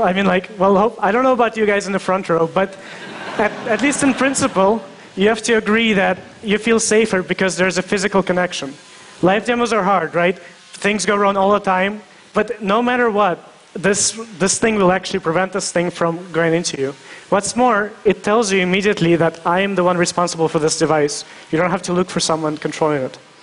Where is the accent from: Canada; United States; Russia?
Russia; I was born in Russia